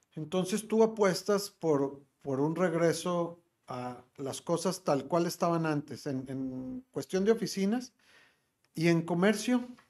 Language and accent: Spanish; Monterrey, Nuevo León, Mexico; como regio